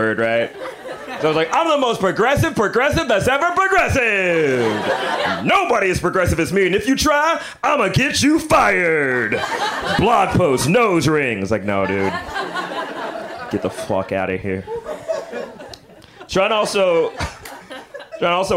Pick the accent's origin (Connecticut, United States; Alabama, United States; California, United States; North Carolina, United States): Alabama, United States; I'm from Alabama